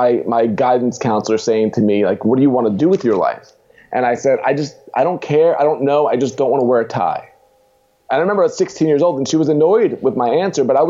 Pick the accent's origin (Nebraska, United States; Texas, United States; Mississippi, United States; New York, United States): New York, United States; Long Island; moved away as an adult; also born or lived in Queens, New York / Indiana; now in Pittsburgh, United States; moved out to Long Island, New York, as a kid